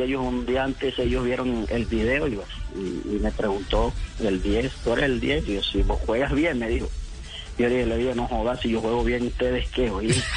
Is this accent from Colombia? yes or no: yes; Colombia; confío yo como colombiano